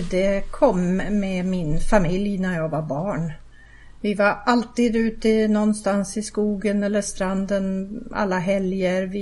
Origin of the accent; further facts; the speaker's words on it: Södermanland, Sweden; Men min största delen av min uppväxt var i Sörmland.